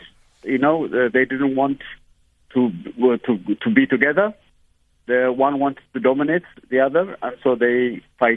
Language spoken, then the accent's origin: English; Ethiopia